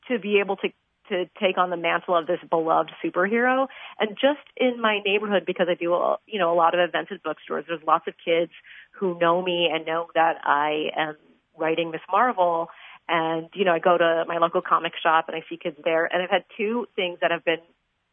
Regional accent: Chicago, Illinois, United States; born or raised there

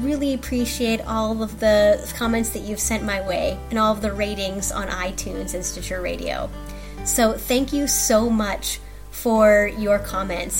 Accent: Sheldon, Iowa, United States; I grew up in Sheldon, Iowa

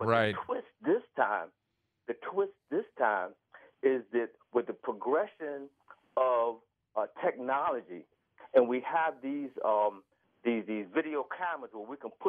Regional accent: Kenosha, Wisconsin, United States; I grew up in Kenosha a lot.

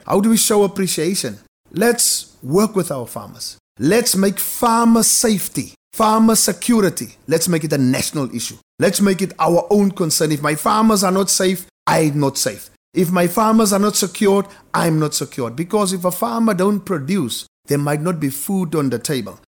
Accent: Wolseley, Western Cape, South Africa; I'm from Ousley. It's a small farming town in the Boland, just next to Ceres, maybe Ceres' little baby brother. Grew up on farms

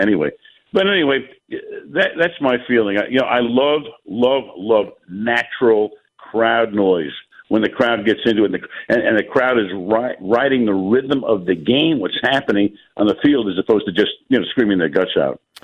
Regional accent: New York, United States; moved away; I grew up in New York

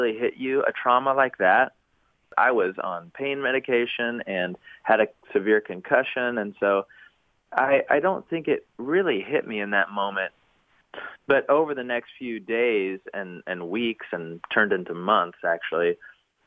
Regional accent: Knoxville, Tennessee, United States; now in Nashville, United States; my hometown of Knoxville, Tennessee

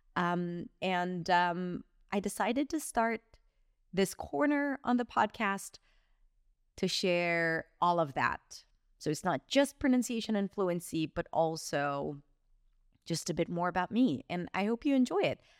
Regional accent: Israel; moved away as an adult; also born or lived in New York, United States; now in Barcelona, Spain; went back to my home country, Israel

